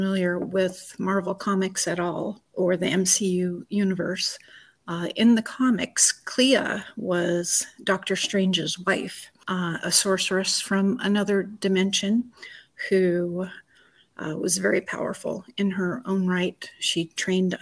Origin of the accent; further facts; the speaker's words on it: Anaconda, Montana, United States; I was born and raised in Montana